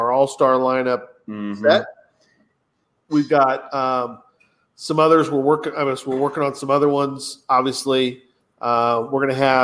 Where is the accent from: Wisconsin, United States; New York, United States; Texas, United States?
Texas, United States; this Texas boy